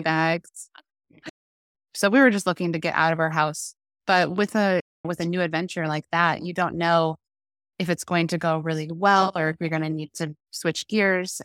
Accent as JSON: {"language": "English", "region": "Iowa", "country": "United States", "tie": "born or raised there", "moved": "yes", "lives_now": "Omaha, United States", "said": "I'm from Iowa, small town, born and raised"}